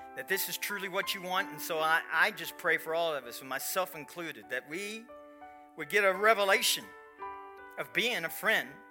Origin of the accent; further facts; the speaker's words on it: Kentucky, United States; I am from Kentucky